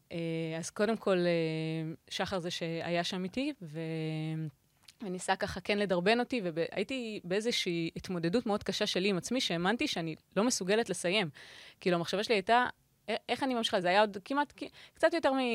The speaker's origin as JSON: {"language": "Hebrew", "country": "Israel", "said": "הגעתי כישראלית אה, ראשונה, כאילו אישה ישראלית ראשונה"}